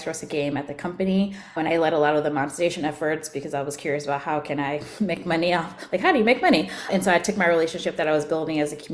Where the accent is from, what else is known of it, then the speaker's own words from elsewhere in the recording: Atlanta, Georgia, United States; I'm originally from Atlanta.